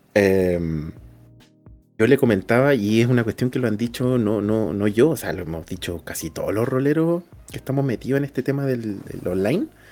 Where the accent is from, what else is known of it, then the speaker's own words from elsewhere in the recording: Puerto Montt, Los Lagos, Chile; accent: cantadito; moved away; yo hablo cantadito. Pues, yo soy del sur de, Chile, yo soy de Puerto Montt